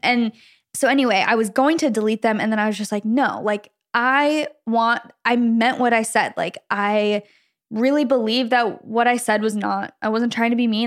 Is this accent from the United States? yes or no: yes; Gilbert, Arizona, United States; we grew up in Gilbert, Arizona, kind of, you know, lots of Mormons there